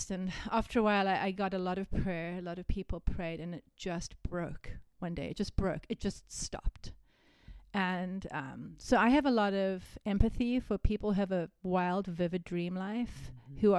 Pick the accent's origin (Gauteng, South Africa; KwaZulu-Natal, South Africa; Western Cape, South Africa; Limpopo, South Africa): Western Cape, South Africa; Cape Town; But I'm from Cape Town. So if you've been to Cape Town, then you know that.